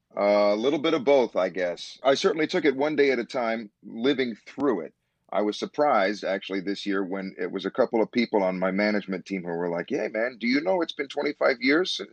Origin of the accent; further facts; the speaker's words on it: Chicago, Illinois, United States; moved away as an adult; also born or lived in New York; I had my beginnings here. This is my home. This is the dream city of my youth.